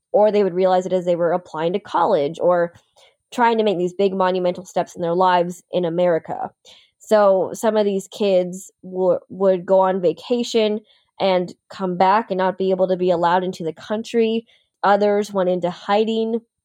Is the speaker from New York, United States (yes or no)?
yes; upstate New York, United States; also born or lived in Anyang, South Korea; I grew up in upstate New York